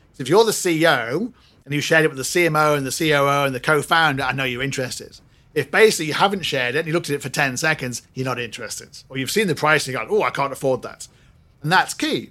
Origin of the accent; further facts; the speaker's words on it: Singapore; I'm Singaporean